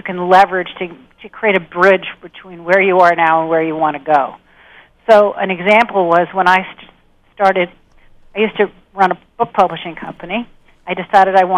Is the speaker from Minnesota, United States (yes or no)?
no; New England, Massachusetts, United States; also born or lived in Sharon, Massachusetts; I'm from New England, and we're very practical